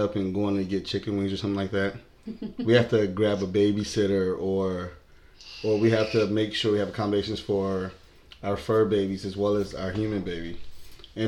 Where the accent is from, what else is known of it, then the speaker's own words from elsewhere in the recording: Buffalo, New York, United States; I was born and raised here in Buffalo, New York